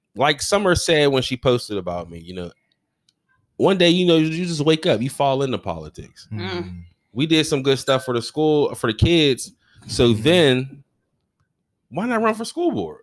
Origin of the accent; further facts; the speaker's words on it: United States; also born or lived in Garfield / Wilkinsburg; I was born you know, Lincoln, moved to Garfield, you know, played for them when I was a Gator and everything. Then okay. I moved back to Lincoln